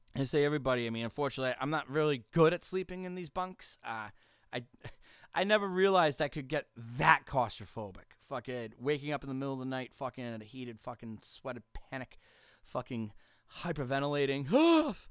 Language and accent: English; Massachusetts, United States; Massachusetts, my state. I've lived here my whole life.